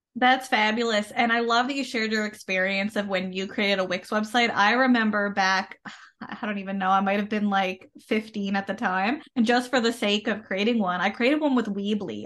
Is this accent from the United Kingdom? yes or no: no; Canada; I am a Canadian social worker